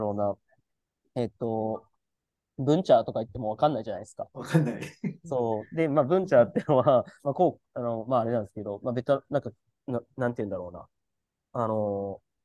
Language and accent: Japanese; Hiroshima, Japan; moved away; 広島出身だからっていう体験もしてる